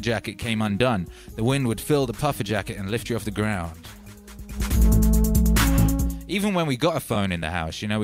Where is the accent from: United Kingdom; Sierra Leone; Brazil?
United Kingdom; Wales; moved away; I was raised in Mordor. You know, Mordor. Like, somewhere between Hobbitshire and Mordor. That's basically, like, where I was in Wales.